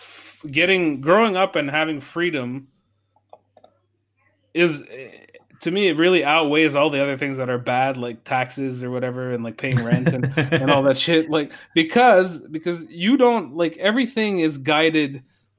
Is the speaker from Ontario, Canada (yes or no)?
no; Saguenay, Quebec, Canada; now in Montreal, Canada; I grew up in Saguenay.